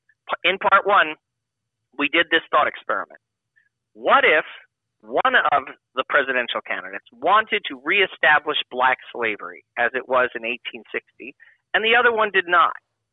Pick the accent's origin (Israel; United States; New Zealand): United States; New York City, New York; now in Texas, United States; I'm from New York City.